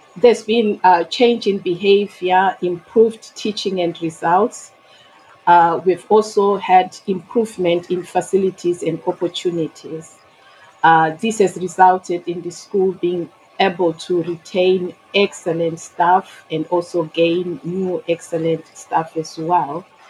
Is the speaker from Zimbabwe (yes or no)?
yes; Mutare, Manicaland, Zimbabwe; moved away as an adult; now in Bromley, United Kingdom; I was born and educated in Zimbabwe. I immigrated to the UK in 2002